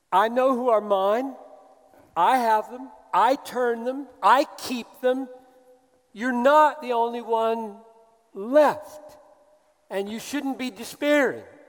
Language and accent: English; the South, United States; as an American who grew up in the South